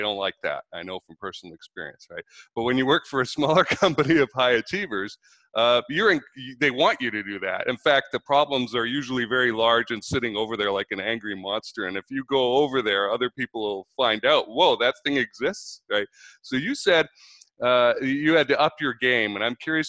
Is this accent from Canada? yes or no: yes; Vancouver, British Columbia, Canada; moved away as an adult; now in North Carolina, United States; I'm Canadian. I came from Vancouver